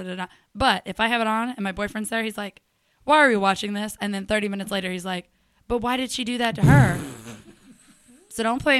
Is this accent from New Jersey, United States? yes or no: no; Charlotte, North Carolina, United States; Yeah, Charlotte's all I know.